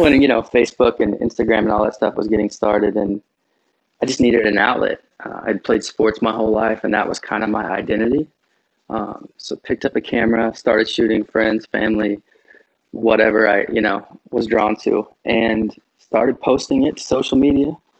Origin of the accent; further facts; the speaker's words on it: Midwest, United States; I grew up in the Midwest and my family didn't have a lot of money growing up